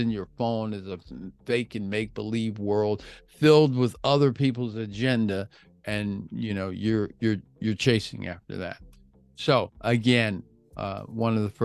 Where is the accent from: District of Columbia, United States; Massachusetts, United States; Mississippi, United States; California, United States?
District of Columbia, United States; Washington; now in Florida, United States; I live in Florida. We can grow palm trees here. I'm from Washington, D.C.